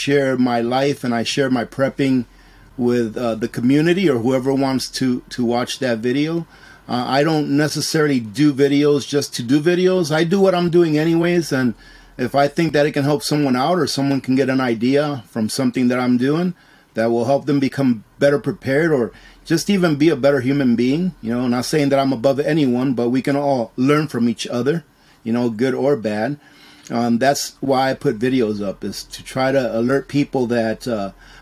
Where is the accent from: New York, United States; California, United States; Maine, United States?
New York, United States; moved away as an adult; also born or lived in Dominican Republic; now in Alaska, United States; I was born in Dominican Republic, and when I was 3 years old, I immigrated to the United States. I grew up in New York, or I was raised in New York